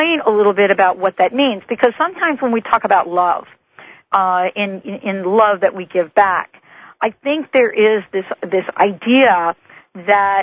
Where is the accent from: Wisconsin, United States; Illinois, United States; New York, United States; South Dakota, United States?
New York, United States; New York City; moved away; I grew up in the Bronx